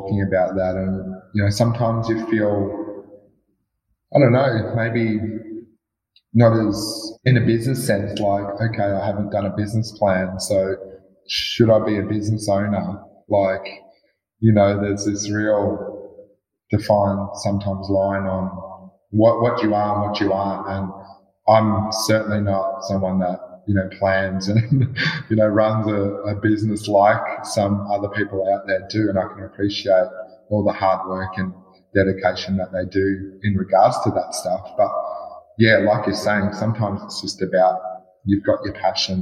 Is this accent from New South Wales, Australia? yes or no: no; Warrnambool, Victoria, Australia; also born or lived in Western Australia; now in Geelong, Australia; I grew up down in Southwest Victoria in a place called Warrnambool on Gunditjmara country.